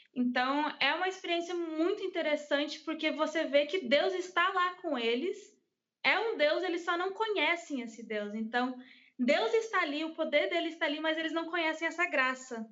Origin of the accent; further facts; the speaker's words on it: United States; Portuguese is a second language; now in Brazil; eu cresci nos Estados Unidos, uhum. então eu sabia pouco português quando eu vim para o Brasil.